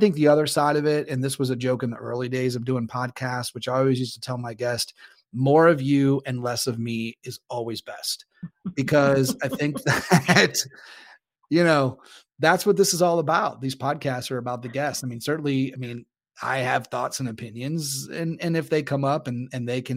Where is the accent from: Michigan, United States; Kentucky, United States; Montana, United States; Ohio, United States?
Ohio, United States; Northeast; I grew up in Northeast Ohio, so the weather was not always good and it was cold